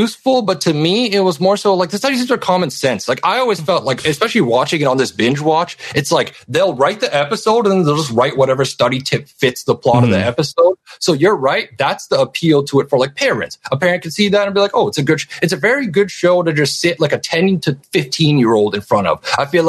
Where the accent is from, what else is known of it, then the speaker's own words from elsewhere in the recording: Canada; because I'm Canadian. We don't have middle school in Canada